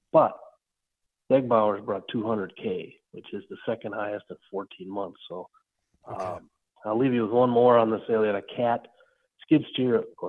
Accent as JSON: {"language": "English", "town": "Benson", "region": "Minnesota", "country": "United States", "tie": "born or raised there", "said": "my hometown of Benson, Minnesota"}